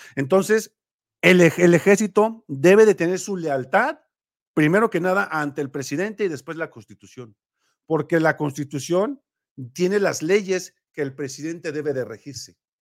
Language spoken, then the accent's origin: Spanish; Mexico; nosotros somos mexicanos